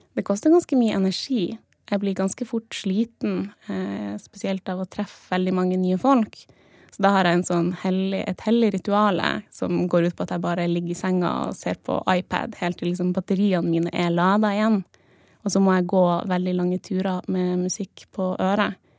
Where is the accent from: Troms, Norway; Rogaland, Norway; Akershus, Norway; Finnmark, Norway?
Troms, Norway; jeg er fra Sør-Troms, for mm. jeg har på meg Sør-Troms-kofte.